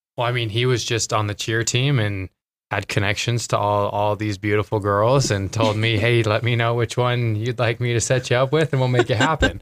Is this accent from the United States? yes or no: yes; Twin Falls, Idaho, United States; moved away as an adult; I am from Twin Falls, Idaho. So, Idaho kid, born and raised.